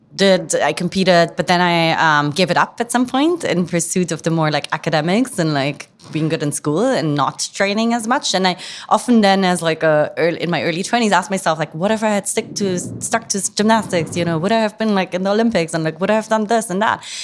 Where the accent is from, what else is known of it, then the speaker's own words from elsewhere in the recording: near Frankfurt, Hesse, Germany; moved away; also born or lived in London / San Francisco; I grew up in, um, Frankfurt, well, I say in Frankfurt, but it's actually a town outside Frankfurt in Germany